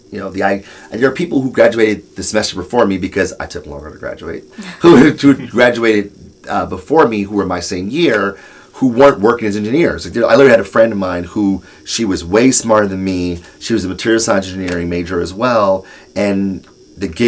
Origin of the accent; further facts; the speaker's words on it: Detroit, Michigan, United States; I'm born and raised in Detroit, product from the city